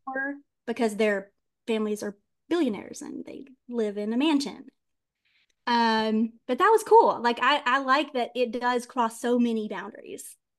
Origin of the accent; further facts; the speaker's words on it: the Deep South, United States; I was raised in the South and the Deep South, Bible Belt